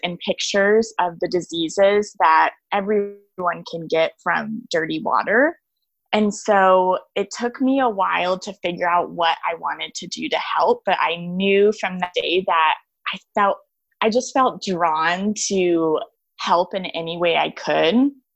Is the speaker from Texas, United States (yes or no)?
yes; Austin, Texas, United States; I grew up in Austin, Texas, on this beautiful acreage